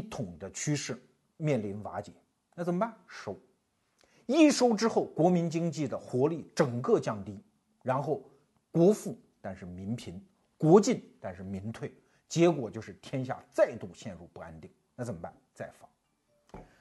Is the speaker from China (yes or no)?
yes; China